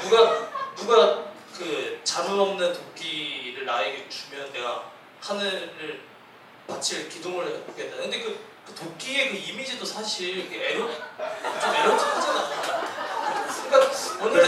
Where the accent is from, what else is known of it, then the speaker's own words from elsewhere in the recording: Daegwallyeong old road, Gangwon, South Korea; 제가 그 대관령 옛길에서 태어나고 자랐거든요